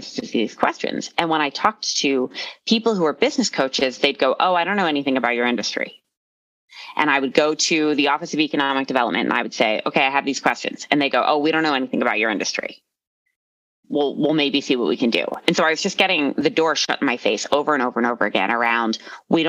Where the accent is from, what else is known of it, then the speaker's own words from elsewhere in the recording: Philadelphia, Pennsylvania, United States; now in Arvada, United States; I am originally from Philadelphia and we are a blunt and kind of mean people